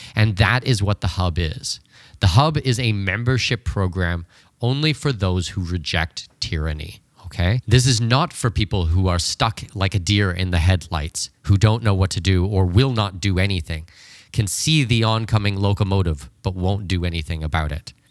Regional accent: Canada; moved away; Canada, which was just unbelievably worrying, my home country

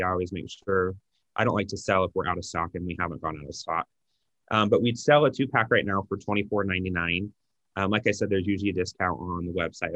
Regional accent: Utah, United States; we're from Utah

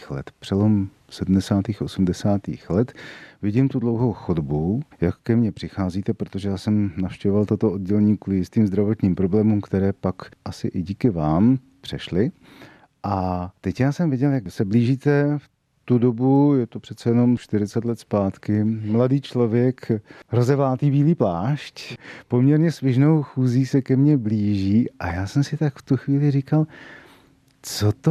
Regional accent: Jindřichův Hradec, South Bohemian Region, Czechia; born or raised there; moved away as an adult; also born or lived in Prague; now in České Budějovice, Czechia

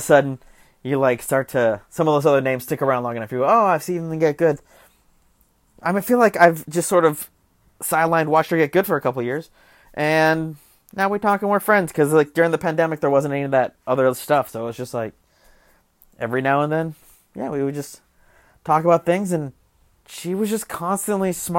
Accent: Arizona, United States; now in Los Angeles, United States; I'm from Arizona

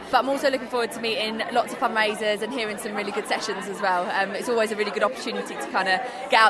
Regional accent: Glasgow, Scotland, United Kingdom; moved away; I grew up in Glasgow, so my mum's just down the road

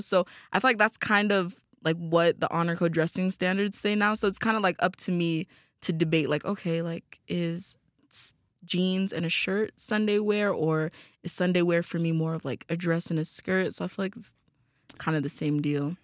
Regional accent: Tanzania; moved away as an adult; I'm from Tanzania

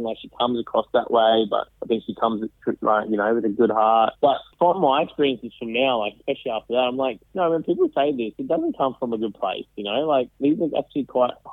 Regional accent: Sri Lanka; I'm from Sri Lanka

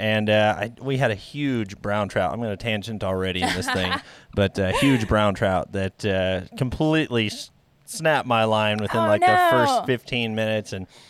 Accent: Fort Scott and Kansas City, United States; I know I grew up around Fort Scott and Kansas City and all that whole area.

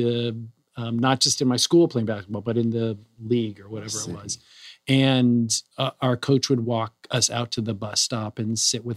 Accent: San Francisco, California, United States; I was also born and raised in San Francisco

